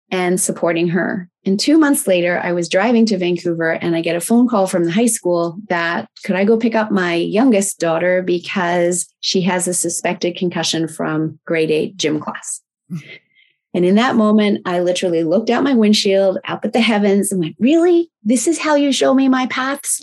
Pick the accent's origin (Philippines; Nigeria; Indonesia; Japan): Japan; Tokyo; And I was raised in Tokyo, Japan, which was a wonderful lifestyle.